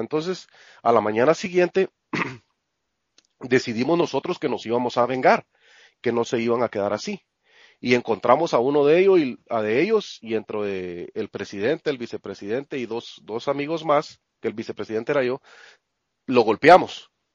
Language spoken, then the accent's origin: Spanish; Santa Rosa, Guatemala; moved away as an adult; also born or lived in Guatemala City; now in United States; el pueblo se llama Santa Rosa, el departamento de Santa Rosa